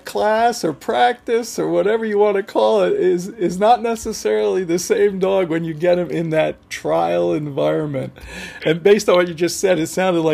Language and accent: English; New Jersey, United States; I am from New Jersey